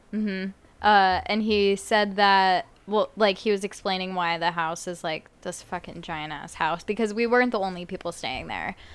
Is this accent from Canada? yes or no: no; Las Vegas, Nevada, United States; growing up in Vegas